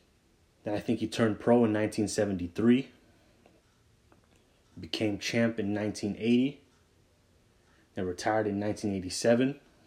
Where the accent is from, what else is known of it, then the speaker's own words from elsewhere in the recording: Massachusetts, United States; I grew up and live in Massachusetts.